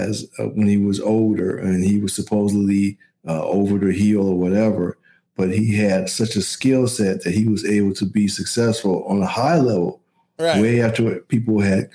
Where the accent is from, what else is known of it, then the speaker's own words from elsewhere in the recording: Midwest, United States; I'm from the Midwest.